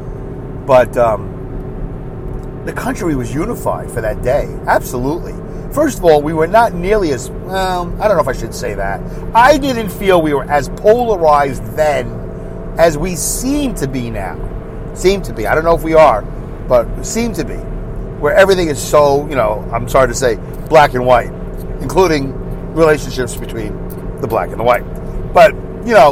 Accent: New York City, New York, United States; as a New Yorker growing up in Brooklyn

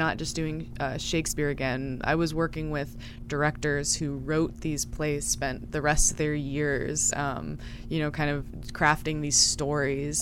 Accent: Yellow Springs, Ohio, United States; I'm from Yellow Springs, Ohio.

